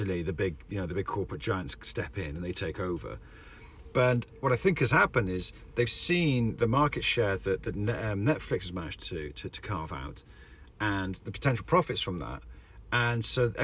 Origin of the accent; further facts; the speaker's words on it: Wales, United Kingdom; Rich and I grew up in Wales, where it's there's nothing happening.